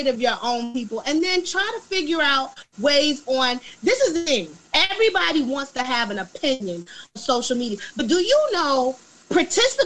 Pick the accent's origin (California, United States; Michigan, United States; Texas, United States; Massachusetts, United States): Michigan, United States; Muskegon Heights; moved away as an adult; also born or lived in Chicago, Illinois; I moved back to a small town called Muskegon, Michigan, which is where I grew up in the Heights